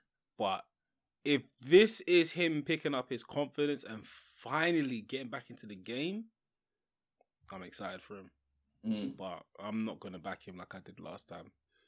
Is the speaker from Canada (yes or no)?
no; Leicester, East Midlands, United Kingdom; Never expected that result from Palace. I'm from Leicester. Never expected.